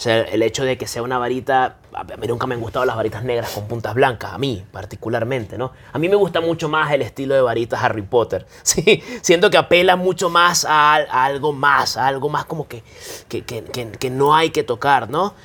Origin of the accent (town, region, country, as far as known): Venezuela